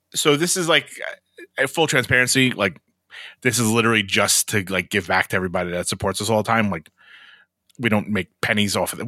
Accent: Brooklyn, New York, United States; In my hometown of Brooklyn, New York

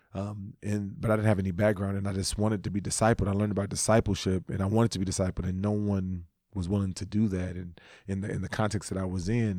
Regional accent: Los Angeles, California, United States; moved away; also born or lived in Texas; I was from the West. I'm from L A.

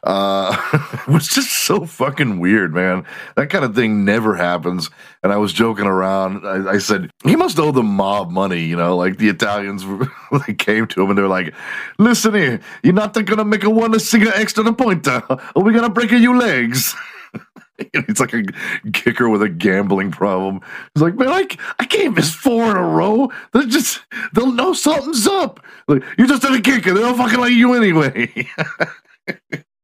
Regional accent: Houston, Texas, United States; Houston, my hometown

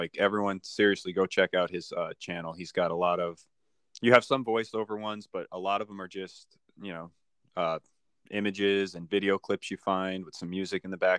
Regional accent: Kingston, New York, United States; I grew up in upstate New York. I'm still in upstate New York and everywhere around it. I grew up in Kingston.

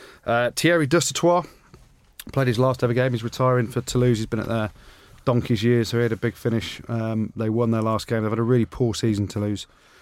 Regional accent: Coventry, West Midlands, United Kingdom; moved away as an adult; also born or lived in Leicester; I'm born and bred in Cov.

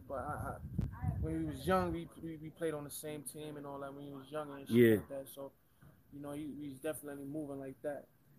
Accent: New York City, New York, United States; I'm from Brooklyn, New York. Middle of everything.

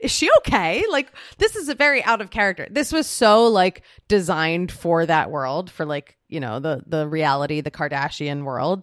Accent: Philadelphia, Pennsylvania, United States; I was born in Philadelphia.

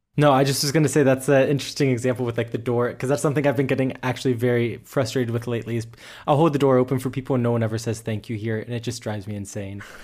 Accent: United States; now in Germany; the most German American you will ever meet

